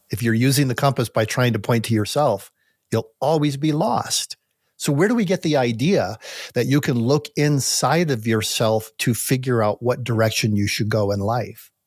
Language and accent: English; United States; also born or lived in Colorado (near Pike National Forest); as an American